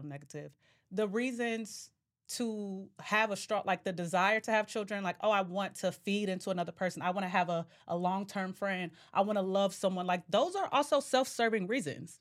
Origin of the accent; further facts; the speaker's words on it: Ohio, United States; also from Ohio